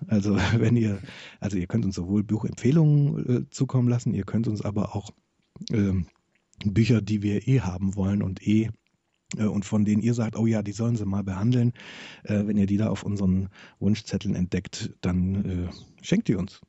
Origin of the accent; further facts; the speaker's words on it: Germany; als Deutscher